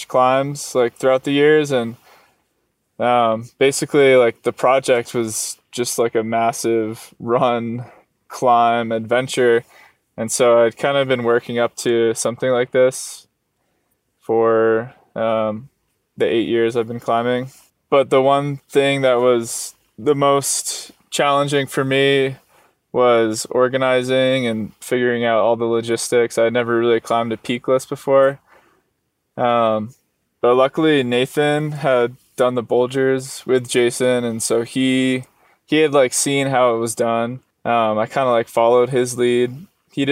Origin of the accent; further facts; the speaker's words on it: Rhode Island, United States; moved away as an adult; also born or lived in Arizona; I was born in Rhode Island, where there aren't any mountains